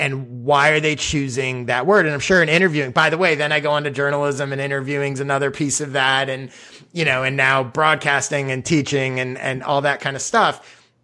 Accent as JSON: {"language": "English", "town": "Chicago", "region": "Illinois", "country": "United States", "tie": "born or raised there", "said": "I grew up in Chicago"}